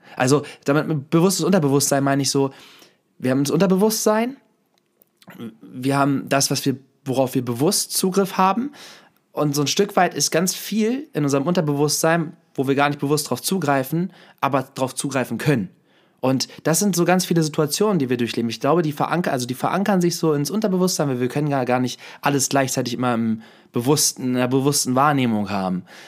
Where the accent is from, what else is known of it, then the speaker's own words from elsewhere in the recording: Hanover, Lower Saxony, Germany; moved away; vorher habe ich ja noch in Hannover gelebt, oder jetzt, wenn ich zu Besuch bin, gehen wir am Benter Berg, das ist also ein Berg in der Nähe, wo, wo ich aufgewachsen bin